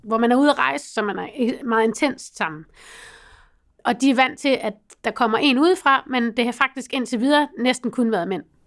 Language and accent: Danish; North Jutland, North Denmark Region, Denmark; Jeg kommer fra Nordjylland